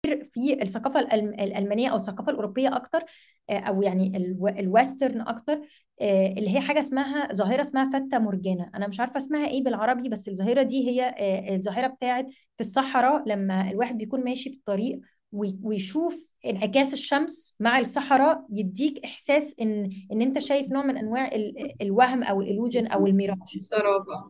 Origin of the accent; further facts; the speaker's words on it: Egypt; احنا في مصر